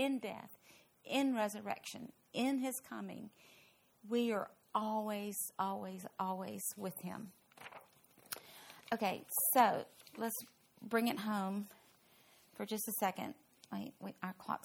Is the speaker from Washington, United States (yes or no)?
no; Louisville, Kentucky, United States; now in Fort Worth, United States; my hometown, Louisville